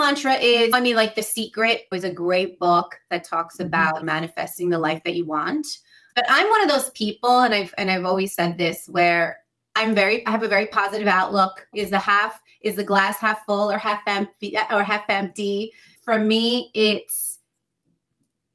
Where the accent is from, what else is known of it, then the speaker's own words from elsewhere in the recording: United States; I come from immigrant parents. They immigrated from South America. And so I'm an American